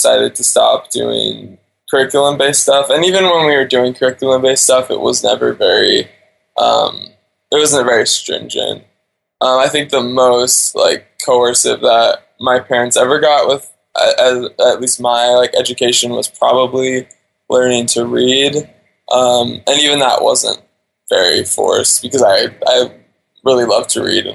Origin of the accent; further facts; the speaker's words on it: Alaska, United States; also born or lived in Wasilla, Alaska; now in Thailand; So I was born and raised in Alaska.